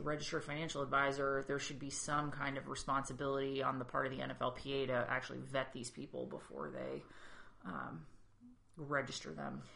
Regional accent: New England, United States; being from New England, like we have a lot of personal space

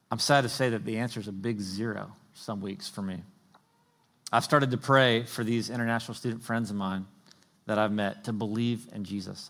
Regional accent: the South, United States; I grew up in the South

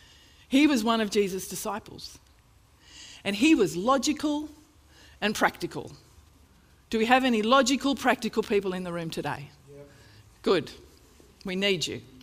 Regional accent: Australia; I'm an Australian.

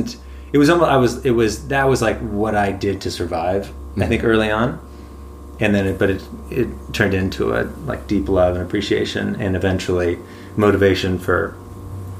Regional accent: San Diego, California, United States; I grew up in La Jolla, San Diego

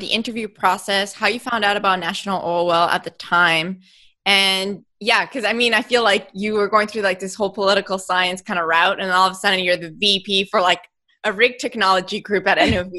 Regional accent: Texas, United States; West Texas.

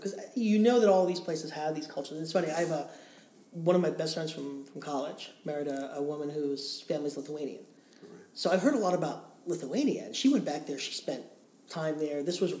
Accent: New York, United States; I'm an American... And I'm a New Yorker, which means everything east of 2nd Avenue is where the Dragons are.

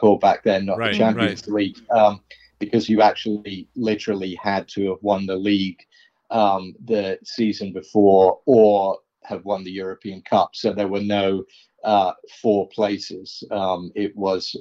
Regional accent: London, United Kingdom; also born or lived in New York, United States; I'm from New York, but really, I grew up in London, in West London

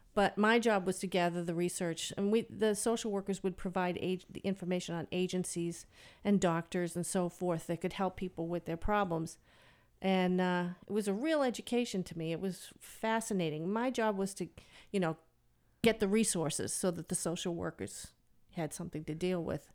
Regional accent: Medford, Massachusetts, United States; moved away as an adult; now in Stratford, United States; I'm originally from Medford, which is, like, two or three miles outside of Boston, so I'm a Bostonian.

